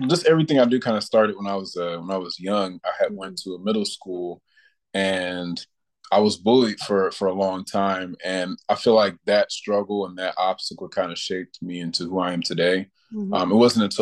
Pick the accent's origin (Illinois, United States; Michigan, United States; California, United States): Illinois, United States; Rock Island; also born or lived in Louisville, Kentucky; I'm originally from Louisville, Kentucky, and I moved to the Quad Cities when I was a kid, and I've pretty much been here since then